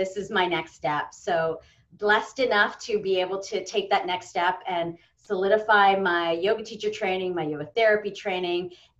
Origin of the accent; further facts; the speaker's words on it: Canada; you get to the country, you're like, oh, I'm so Canadian, and you become the Canadian.